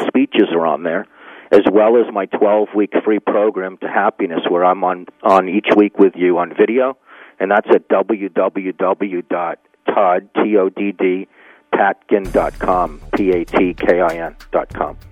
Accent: Needham, Massachusetts, United States; born or raised there

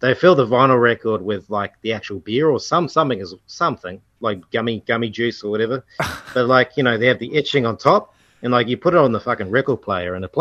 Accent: Western Australia, Australia; moved away; I'm from Western Australia, so I was like, I got out of there at the right time

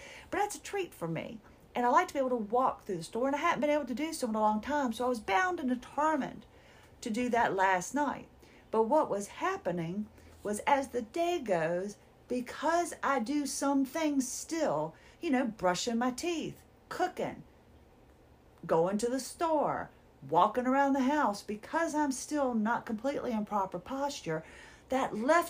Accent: Minnesota, United States; I'm from Minnesota. Is it Minnesota? Is the Show Me State?

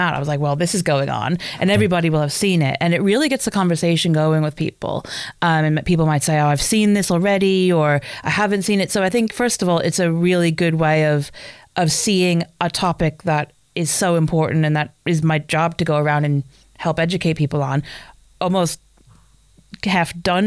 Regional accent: United States; moved away as an adult; now in United Kingdom; an American who's lived in the UK for 17 years

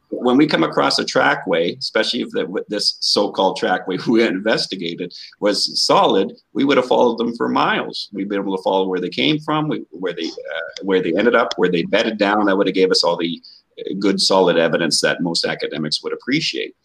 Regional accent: Canada; I'm from Canada.

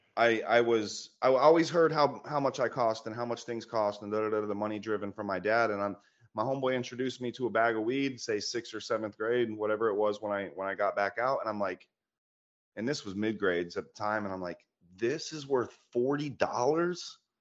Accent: Florida, United States; moved away as an adult; now in Georgia, United States; I'm from Florida, living in Georgia now.

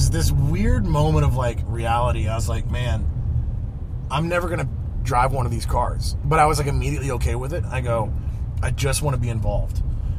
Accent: Nashville, Tennessee, United States; I'm originally from Nashville, born and raised in Nashville.

